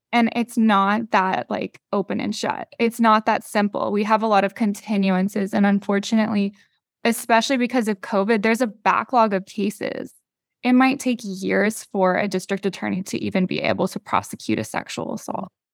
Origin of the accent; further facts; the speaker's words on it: North Carolina, United States; I'm from North Carolina